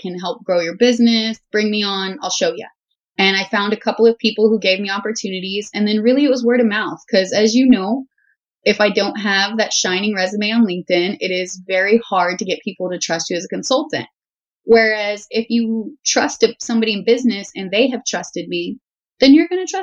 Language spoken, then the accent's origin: English; Houston, Texas, United States; I grew up in Southern Texas, the Houston area